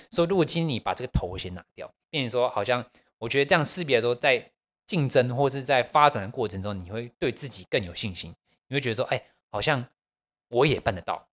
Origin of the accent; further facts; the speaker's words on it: Taiwan; 我们台湾人